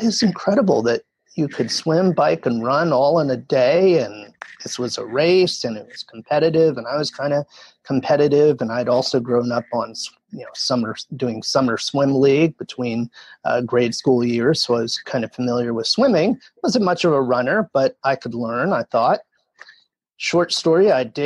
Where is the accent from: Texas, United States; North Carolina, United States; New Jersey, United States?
New Jersey, United States; I grew up in New Jersey